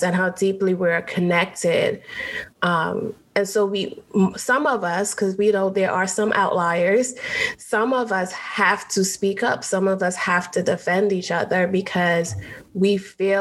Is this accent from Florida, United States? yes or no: no; New York City, New York, United States; also born or lived in Trinidad; I am Caribbean. I was born in Trinidad. I grew up in New York City, Brooklyn